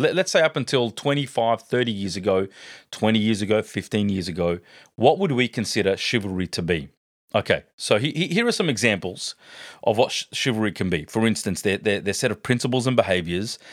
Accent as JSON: {"language": "English", "town": "Sydney", "region": "New South Wales", "country": "Australia", "tie": "born or raised there", "said": "I grew up in a great family back in Parramatta."}